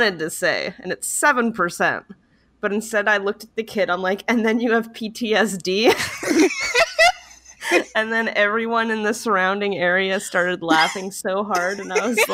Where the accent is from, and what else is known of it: Canada